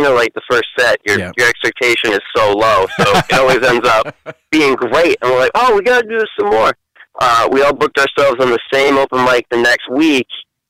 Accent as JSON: {"language": "English", "region": "New Hampshire", "country": "United States", "tie": "born or raised there", "also_born_or_lived": "Lowell, Massachusetts", "said": "I'm from Massachusetts, but I only lived there like 2 years. I was born in Lowell, but then my parents were like, \"We shouldn't be raising children here,\" so they moved up to New Hampshire."}